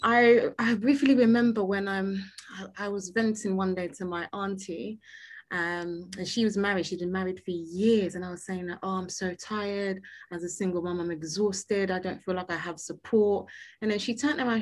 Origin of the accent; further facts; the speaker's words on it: United Kingdom; accent: British; I had like a British accent